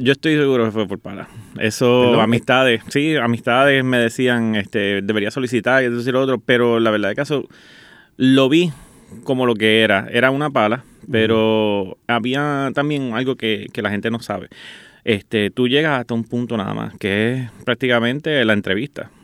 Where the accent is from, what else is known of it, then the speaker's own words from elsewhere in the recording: Guaynabo, Puerto Rico; yo soy de aquí nacido San Juan, Guaynabo